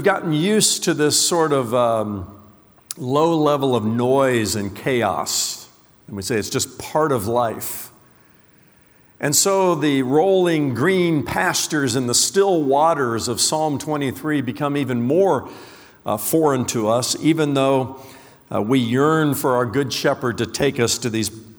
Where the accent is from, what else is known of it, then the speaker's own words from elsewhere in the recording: Indiana, United States; moved away; I was born and raised in the Hoosier State, the great state of Indiana